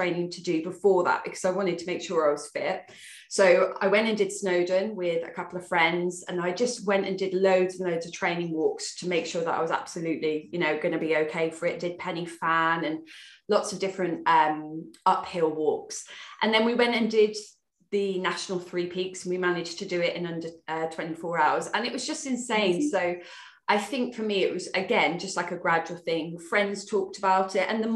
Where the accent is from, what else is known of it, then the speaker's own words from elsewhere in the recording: Worcester, West Midlands, United Kingdom; moved away as an adult; also born or lived in Newbury; I'm from Worcester, I moved to Hampshire, so I moved to Newbury